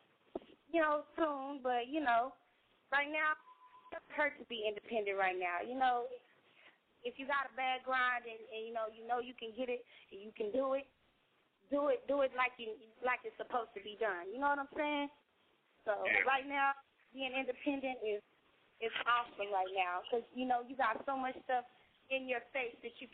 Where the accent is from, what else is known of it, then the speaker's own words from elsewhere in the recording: Austin, Texas, United States; I'm from Austin.